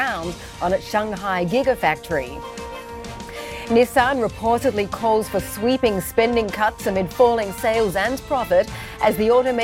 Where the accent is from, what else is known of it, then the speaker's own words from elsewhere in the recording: Australia; moved away; my home country of Australia